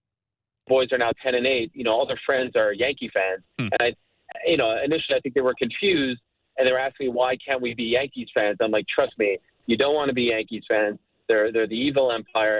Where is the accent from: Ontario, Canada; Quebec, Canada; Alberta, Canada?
Quebec, Canada; Montreal; when I was a kid, growing up in Montreal